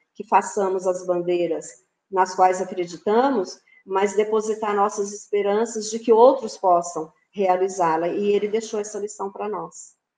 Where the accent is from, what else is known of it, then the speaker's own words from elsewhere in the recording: São Paulo, Brazil; moved away; also born or lived in Mato Grosso do Sul; Eu não sou nascida em Mato Grosso do Sul, sou paulista